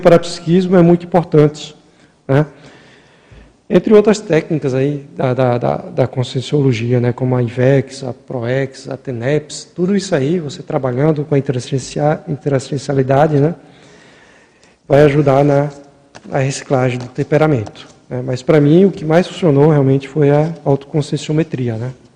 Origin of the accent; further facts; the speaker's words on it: Maceió, Alagoas, Brazil; Mesmo morando, é, nascendo lá no Nordeste, lá, lá em Maceió